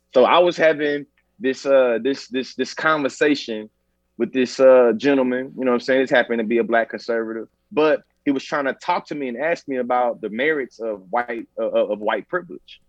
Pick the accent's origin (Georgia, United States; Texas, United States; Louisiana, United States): Texas, United States; Bryan; I'm born and raised in Texas